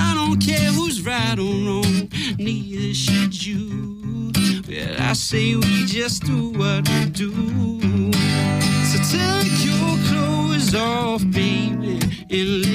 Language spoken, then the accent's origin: English; Chicago, Illinois, United States; moved away as an adult; also born or lived in Boston; I was born and raised in Chicago